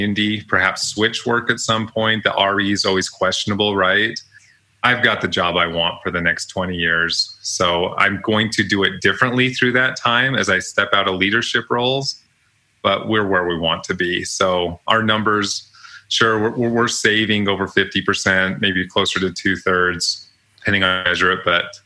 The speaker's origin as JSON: {"language": "English", "region": "Utah", "country": "United States", "said": "Even though I'm from Utah"}